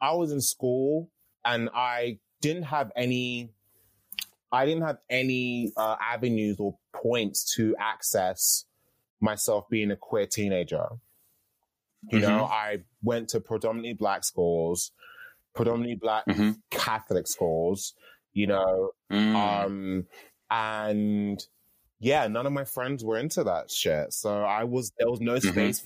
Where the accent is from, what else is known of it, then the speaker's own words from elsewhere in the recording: London, United Kingdom; I grew up in Catford. And, you know, Catford is like the outskirts of London.